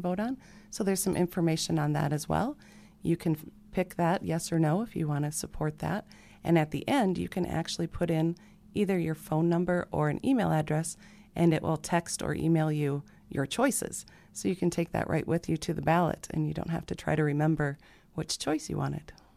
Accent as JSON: {"language": "English", "town": "Sioux Falls", "region": "South Dakota", "country": "United States", "tie": "born or raised there", "said": "born and raised in Sioux Falls"}